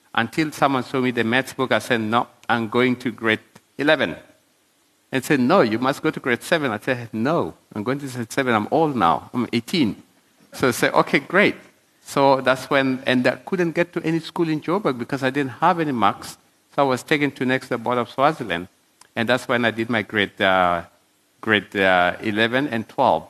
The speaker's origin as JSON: {"language": "English", "country": "South Sudan", "tie": "born or raised there", "moved": "yes", "lives_now": "South Africa", "said": "when I was growing up in South Sudan."}